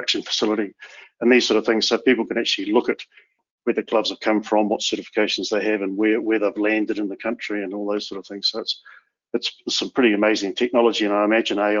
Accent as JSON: {"language": "English", "country": "New Zealand", "said": "My home country of New Zealand"}